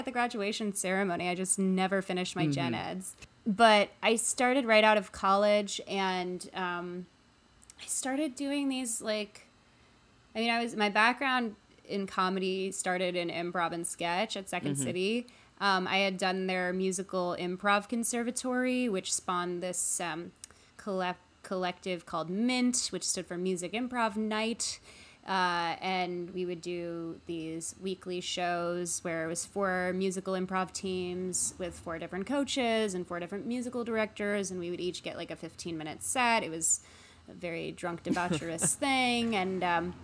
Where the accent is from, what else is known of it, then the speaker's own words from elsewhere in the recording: Chicago, Illinois, United States; moved away as an adult; also born or lived in New York; now in Los Angeles, United States; I was born and raised in Chicago. I very much consider Chicago to be my hometown